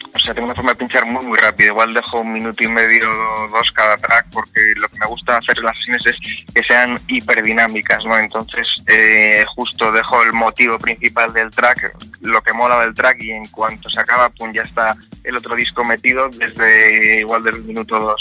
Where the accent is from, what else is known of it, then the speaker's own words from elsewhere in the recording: Vitoria-Gasteiz, Basque Country, Spain; donde vivo yo, que yo soy de Vitoria